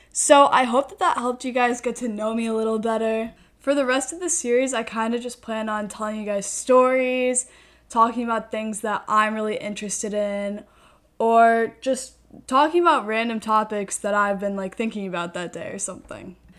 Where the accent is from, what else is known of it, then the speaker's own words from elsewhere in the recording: Washington, District of Columbia, United States; I'm from Washington, D C